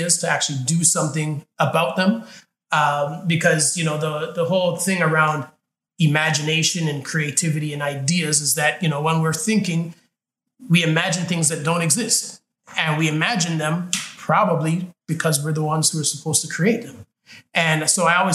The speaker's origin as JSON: {"language": "English", "town": "Toronto", "region": "Ontario", "country": "Canada", "tie": "born or raised there", "said": "where I grew up in Scarborough."}